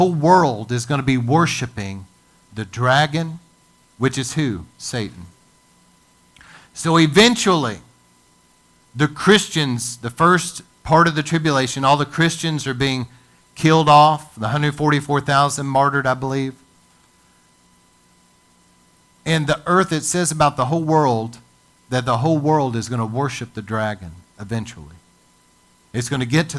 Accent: United States; as an American

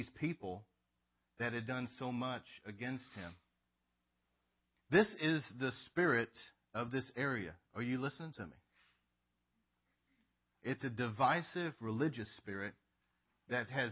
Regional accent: Northeast Texas, United States; I've been here my whole life

